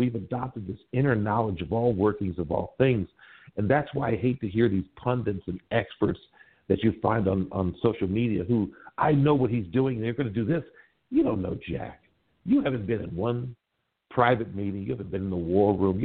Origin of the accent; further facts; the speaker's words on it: Milwaukee, Wisconsin, United States; now in Los Angeles, United States; I'm from back east, man. I was born in Milwaukee